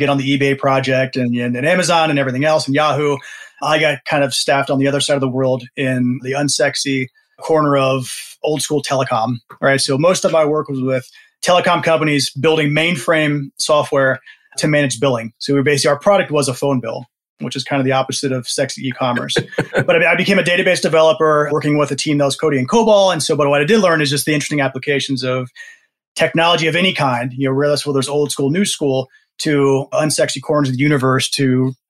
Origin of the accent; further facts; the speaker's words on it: D.C., East Coast, United States; I grew up on the East Coast, right outside of Washington, D.C.